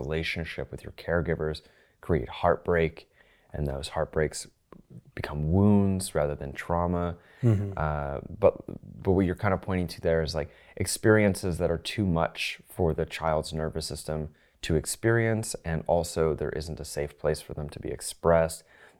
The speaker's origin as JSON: {"language": "English", "town": "London", "region": "Ontario", "country": "Canada", "tie": "born or raised there", "said": "I'm from Canada, and I grew up in southwestern Ontario, which is not too far from Toronto, although never in Toronto. I actually was born in a city called London, Ontario."}